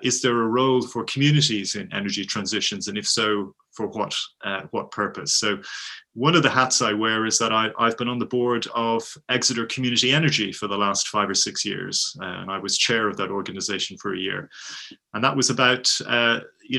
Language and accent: English; Dublin, Leinster, Ireland; moved away as an adult; now in United Kingdom; I'm Irish, I'm from Dublin, but I've been living in the UK for about the last 30 years